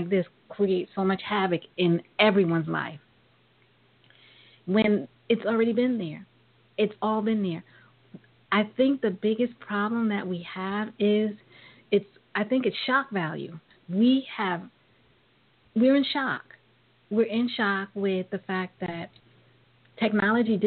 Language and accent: English; New York, United States; growing up in New York